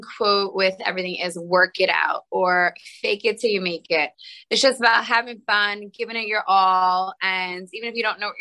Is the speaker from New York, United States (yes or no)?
yes; Long Island, New York, United States; I grew up in Long Island, New York